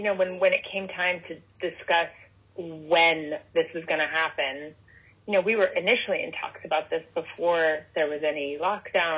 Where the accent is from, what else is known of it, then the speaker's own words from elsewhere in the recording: California, United States; that's my home state